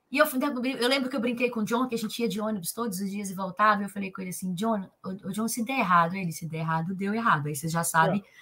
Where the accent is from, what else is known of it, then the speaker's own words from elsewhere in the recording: Leopoldina, Minas Gerais, Brazil; eu sou de Leopoldina, cidade pequena, pessoa tem pouco conhecimento, olha onde eu vim parar.